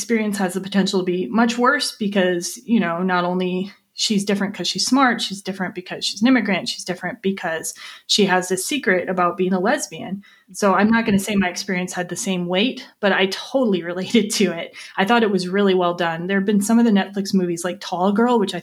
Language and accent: English; Lake Geneva, Wisconsin, United States; We're both from Lake Geneva, Wisconsin